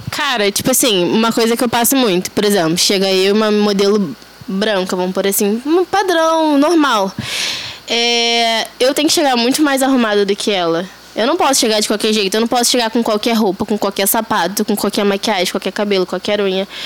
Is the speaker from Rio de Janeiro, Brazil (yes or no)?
yes; Rio de Janeiro, Brazil; Eu sou daqui de Bangu. Ah, Zona Oeste do Rio de Janeiro. É, ainda moro com os meus pais